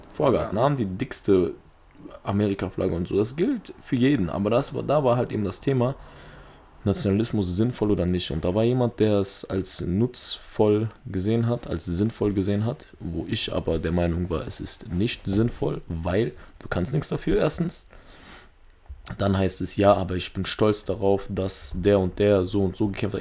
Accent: Duisburg, North Rhine-Westphalia, Germany; Ich bin in Duisburg aufgewachsen

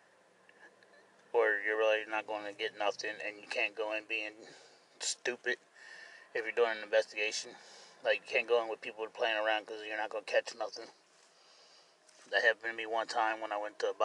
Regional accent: Cincinnati, Ohio, United States; I'm from Cincinnati, Ohio

